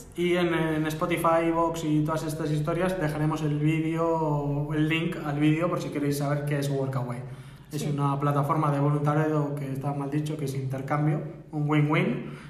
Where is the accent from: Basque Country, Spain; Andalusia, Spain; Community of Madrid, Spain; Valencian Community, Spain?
Basque Country, Spain; Barakaldo; somos dos personas de Baracaldo